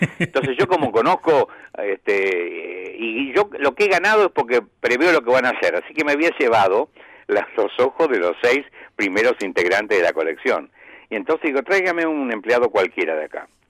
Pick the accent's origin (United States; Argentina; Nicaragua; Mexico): Argentina; soy argentino